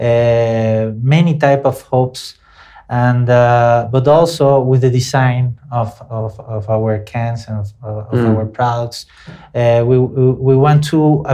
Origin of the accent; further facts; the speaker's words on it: Venezuela; moved away as an adult; also born or lived in Brazil; now in São Paulo, Brazil; I am from Venezuela, which is not a very fashionable country right now.